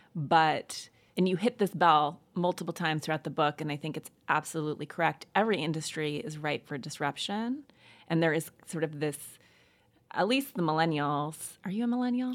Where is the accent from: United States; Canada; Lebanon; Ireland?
United States; Missoula, Montana; I grew up in Montana in a small town called Missoula